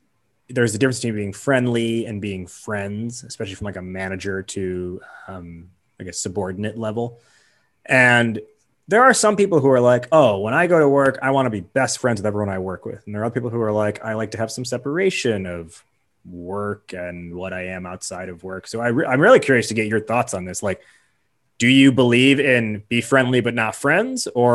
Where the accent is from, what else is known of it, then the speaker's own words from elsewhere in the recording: Chicago, Illinois, United States; I'm born and raised in Chicago, so I fit that mold